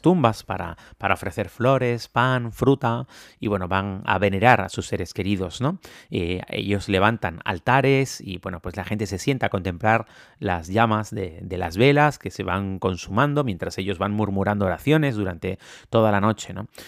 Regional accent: Canary Islands, Spain; como decimos en Canarias

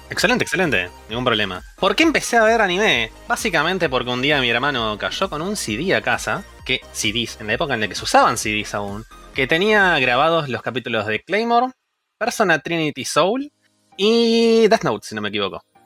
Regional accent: Buenos Aires, Argentina; now in Barcelona, Spain; originariamente de Argentina. Argentina, Buenos Aires, zona oeste

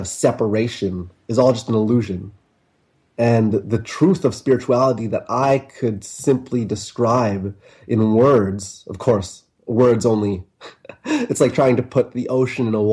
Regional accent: Vancouver, British Columbia, Canada; moved away as an adult; I left my hometown of Canada and Vancouver, Canada

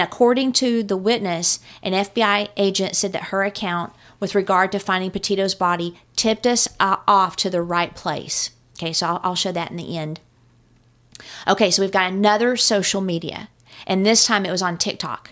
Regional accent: United States; also born or lived in Texas; I'm from New Mexico and Texas

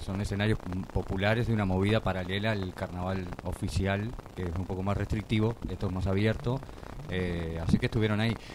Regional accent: Uruguay; moved away; como uruguayos al venir acá

